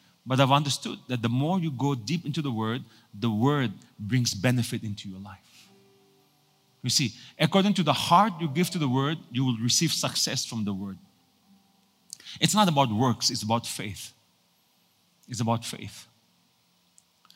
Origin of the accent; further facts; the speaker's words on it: Nagaland, India; moved away; also born or lived in Singapore; I was born in Nagaland for so many years